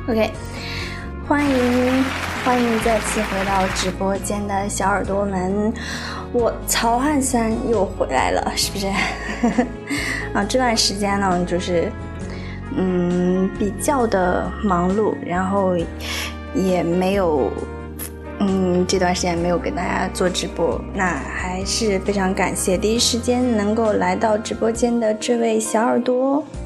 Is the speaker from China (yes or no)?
yes; China; 我们中国人